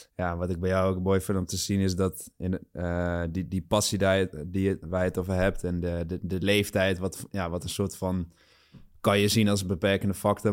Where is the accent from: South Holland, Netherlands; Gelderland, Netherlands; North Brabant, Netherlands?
Gelderland, Netherlands; Achterhoek; moved away as an adult; also born or lived in Nijmegen / Amsterdam; ik kom een sprong uit de Achterhoek